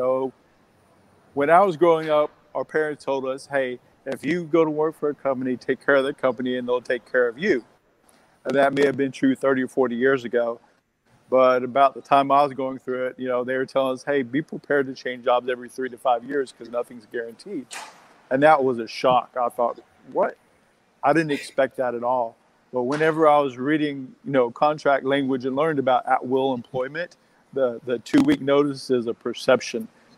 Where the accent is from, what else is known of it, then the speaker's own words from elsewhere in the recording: Texas, United States; I grew up in Texas